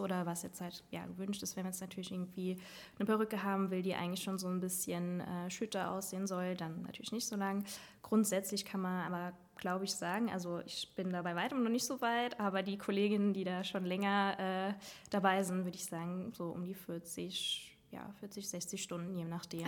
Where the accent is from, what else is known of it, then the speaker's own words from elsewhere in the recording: Saarland, Germany; moved away as an adult; now in Trier, Germany; Ich komme aus dem Saarland